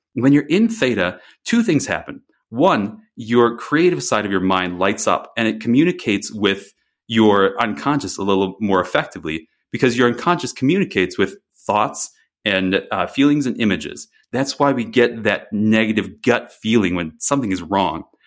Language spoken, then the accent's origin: English; Wisconsin, United States; moved away; I grew up in Wisconsin